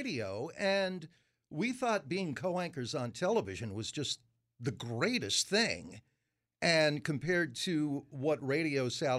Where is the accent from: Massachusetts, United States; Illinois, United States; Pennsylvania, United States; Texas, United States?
Massachusetts, United States; Framingham; born or raised there